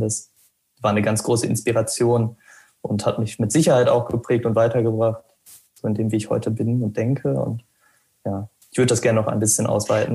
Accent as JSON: {"language": "German", "town": "Arnsberg", "region": "North Rhine-Westphalia", "country": "Germany", "tie": "born or raised there", "moved": "as an adult", "lives_now": "Münster, Germany", "said": "die Lehre habe ich erst bei mir im Heimatort gemacht. Also ich komme aus dem Sauerland, aus Arnsberg"}